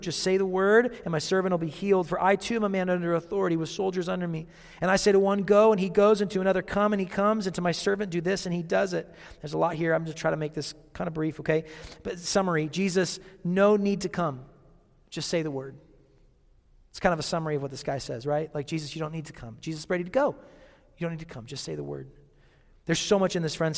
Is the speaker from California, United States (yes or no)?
no; Seattle, Washington, United States; growing up in Seattle